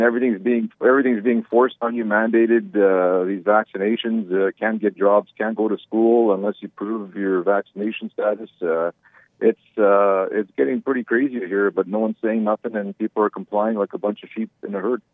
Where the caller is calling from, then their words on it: Manitoba, Canada; I'm calling from Communist Canada